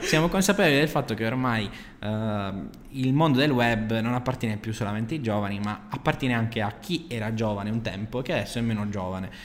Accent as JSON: {"language": "Italian", "town": "Bari", "region": "Apulia", "country": "Italy", "also_born_or_lived": "Naples", "moved": "as an adult", "said": "sono di Bari, mi sono trasferito in un'altra città"}